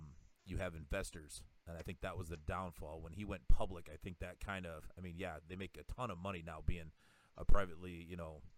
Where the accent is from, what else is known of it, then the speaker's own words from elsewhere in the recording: South Dakota, United States; I'm from South Dakota